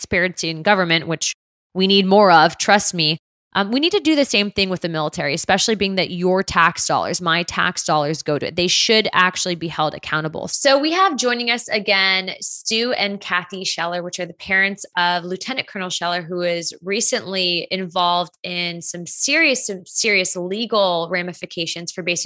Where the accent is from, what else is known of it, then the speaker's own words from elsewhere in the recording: Pinellas County, Florida, United States; my hometown here in Pinellas County